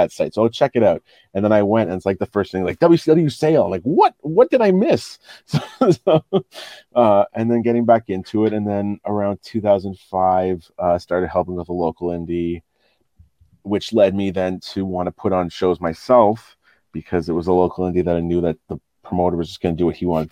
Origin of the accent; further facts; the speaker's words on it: Ottawa, Ontario, Canada; growing up in Ottawa